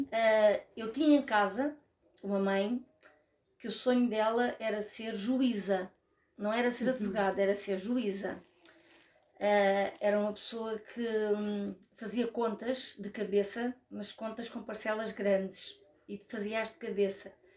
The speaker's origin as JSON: {"language": "Portuguese", "town": "Rio de Mel", "region": "Centro", "country": "Portugal", "tie": "born or raised there", "also_born_or_lived": "Lisbon / Porto", "moved": "yes", "said": "sou de Rio de Mel, porque foi lá que eu fui feita e foi lá que eu nasci"}